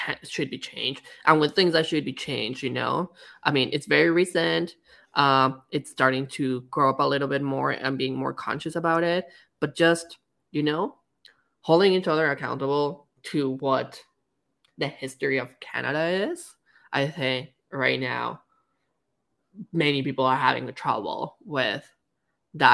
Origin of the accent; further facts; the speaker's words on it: Mexico; I'm Mexican, so of course I have deeper roots there